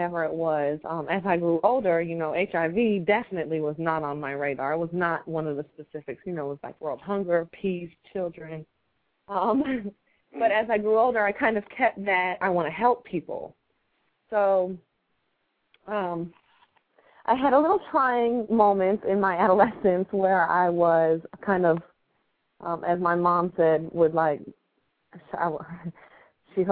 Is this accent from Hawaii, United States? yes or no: no; New Jersey, United States; now in Charlotte, United States; I grew up in New Jersey. As country as I am, I know that's kind of hard to believe